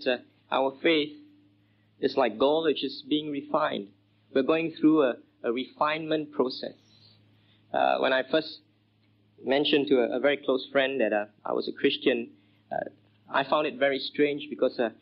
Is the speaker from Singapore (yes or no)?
yes; Singapore; I grew up in Singapore